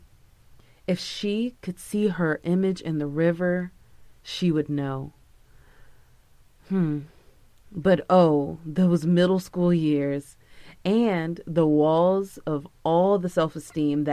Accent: Palm Beach, Florida, United States; I'm from Palm Beach

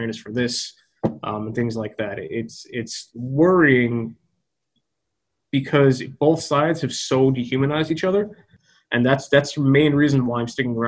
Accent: United States; America, which is my home country

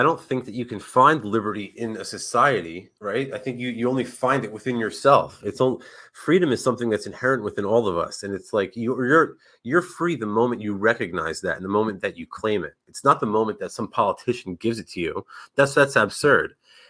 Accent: Northeast, United States; He was like a hero of mine growing up in the Northeast

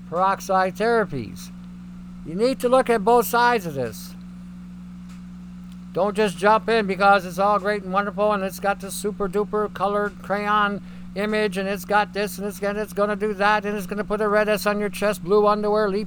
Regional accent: Canada; and I'm Canadian.

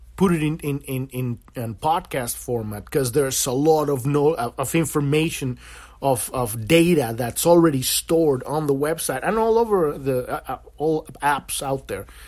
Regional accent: Mexico; now in United States; I'm an American now, but I was born in Mexico

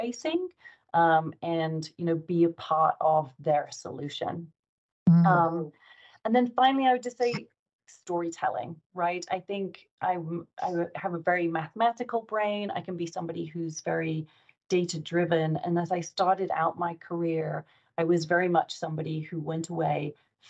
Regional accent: England, United Kingdom; moved away as an adult; now in United States; I'm English working in the US

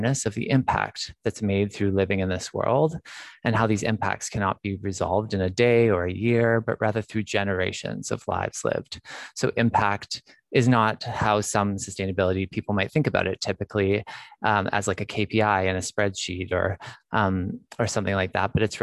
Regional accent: Alberta, Canada; now in British Columbia, Canada; I grew up in Alberta, actually.

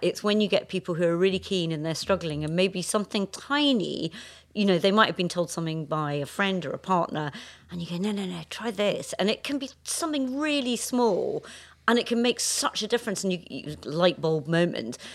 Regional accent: Scotland, United Kingdom; growing up in Scotland

